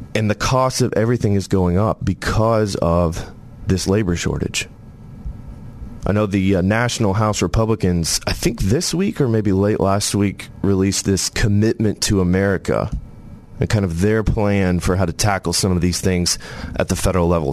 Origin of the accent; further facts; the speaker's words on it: Tennessee, United States; I was born in Tennessee.